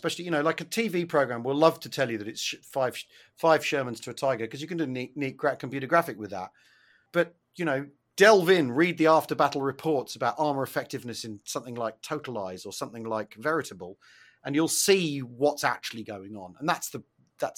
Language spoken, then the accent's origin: English; United Kingdom; being British